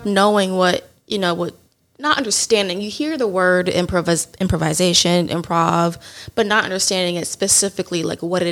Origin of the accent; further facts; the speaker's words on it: Houston, Texas, United States; I'm from Houston, born and raised Houston, Texas